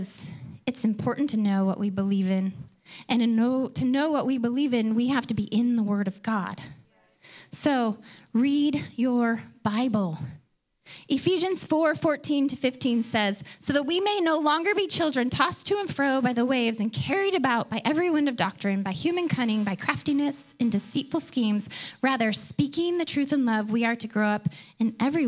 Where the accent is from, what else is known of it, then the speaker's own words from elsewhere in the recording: Detroit, Michigan, United States; I grew up outside of Detroit, a suburb of Detroit.